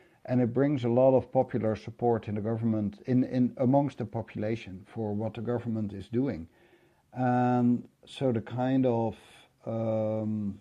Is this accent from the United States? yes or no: no; Netherlands